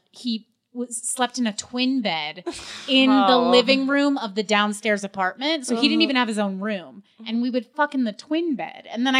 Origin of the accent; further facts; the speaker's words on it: Westchester, New York, United States; I grew up in Westchester.